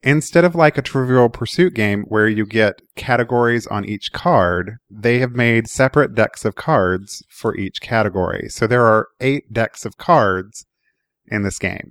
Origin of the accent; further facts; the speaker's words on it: Oklahoma, United States; I grew up in Oklahoma